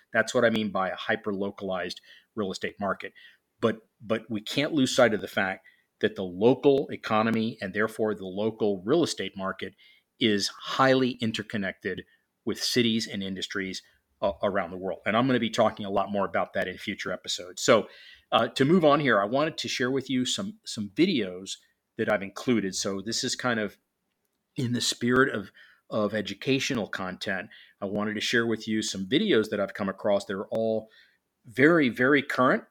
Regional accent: Miami, Florida, United States; now in Atlanta, United States; Miami, which, which happens to be my hometown

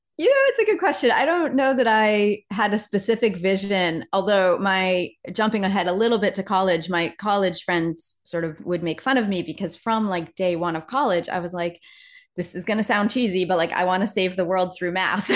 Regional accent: Laconia, New Hampshire, United States; moved away as an adult; I grew up in a sort of, I guess, a small city, about fifteen thousand people in the middle of New Hampshire. So, um, sort of a town called Laconia, New Hampshire

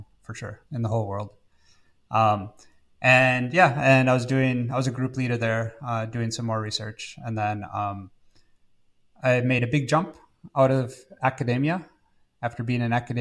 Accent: Wisconsin, United States; moved away; from Wisconsin in the United States originally

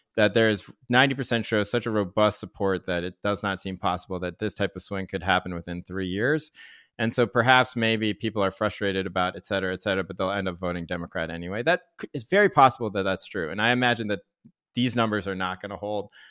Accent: Chapel Hill, North Carolina, United States; now in Berkeley, United States; growing up in Chev Hill, North Carolina, Tobacco Road

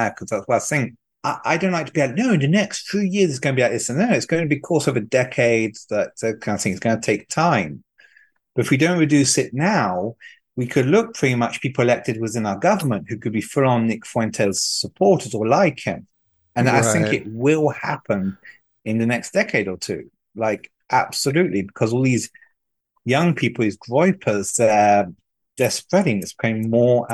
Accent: France; now in United States; I grew up in poverty in France

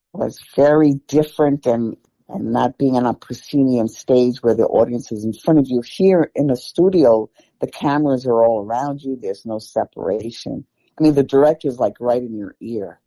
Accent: New York City, New York, United States; I was born and raised in the Bronx

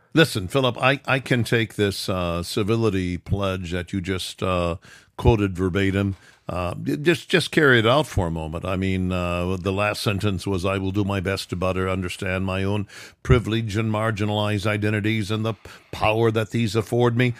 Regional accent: Midwest, United States; I was brought up in the Midwest

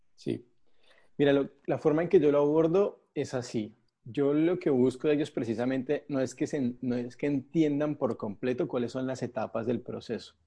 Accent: Colombia; moved away as an adult; now in Argentina; soy colombiano, vivo en Argentina hace siete años

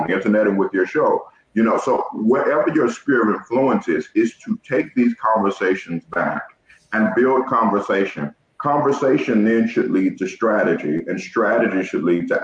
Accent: Georgia, United States; now in Ohio, United States; I'm from the South. I'm from Georgia

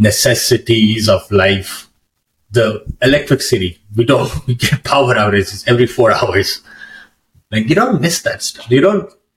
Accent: Pakistan; moved away as an adult; now in Canada; I'm from Pakistan

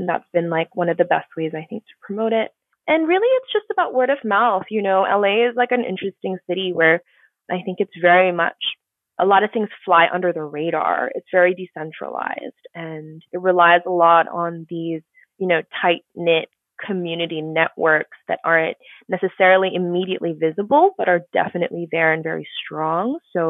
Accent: Singapore; also born or lived in Tokyo / New York; So, I grew up in Singapore. I was born in Singapore and raised between Singapore, Tokyo, and New York.

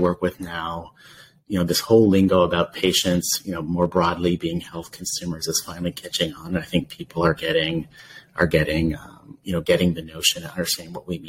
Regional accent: Canada; being the Canadian on the team and having worked in health systems in Canada.

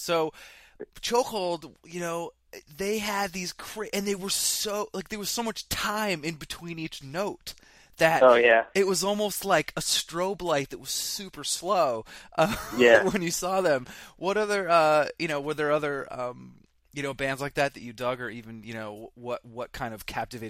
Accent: Vermont, United States; I grew up in Vermont.

